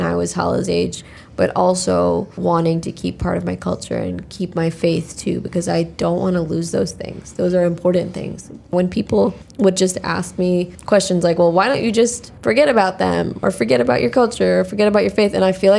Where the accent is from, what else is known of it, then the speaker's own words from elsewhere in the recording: United States; accent: American; people know that I'm American because of the inflection